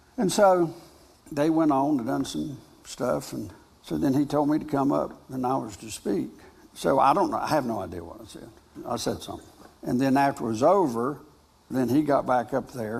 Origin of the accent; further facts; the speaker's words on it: North Carolina, United States; I'm a farmer from North Carolina